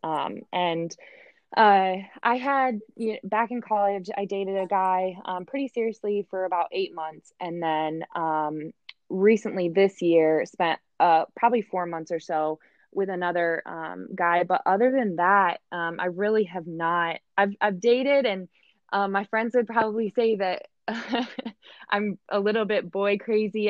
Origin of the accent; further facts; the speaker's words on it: Michigan, United States; moved away as an adult; also born or lived in Kentucky; now in Indianapolis, United States; originally I'm from Michigan, so I really just am your textbook Midwest girl, um, born and raised here